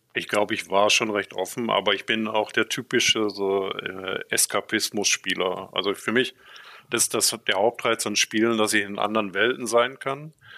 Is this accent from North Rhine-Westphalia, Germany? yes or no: yes; Münsterland, North Rhine-Westphalia, Germany; moved away as an adult; also born or lived in Borken; now in Berlin, Germany; ich bin im Münsterland aufgewachsen